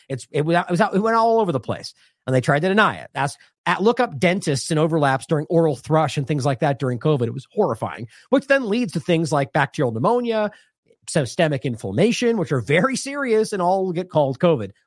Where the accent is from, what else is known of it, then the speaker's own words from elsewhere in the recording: United States; I'm speaking as an American from a U S-centric perspective